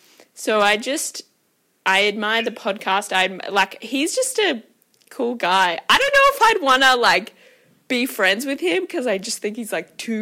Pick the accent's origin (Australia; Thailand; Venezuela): Thailand; I grew up in Thailand, so had lots of interactions and just so aware of my privilege.